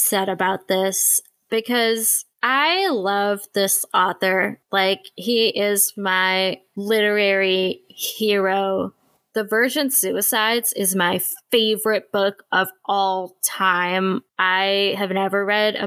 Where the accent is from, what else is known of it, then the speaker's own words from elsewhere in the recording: India; As an Indian woman